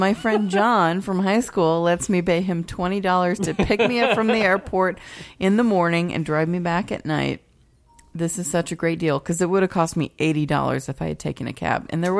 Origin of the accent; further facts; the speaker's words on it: Illinois, United States; moved away; I said, I'm from Illinois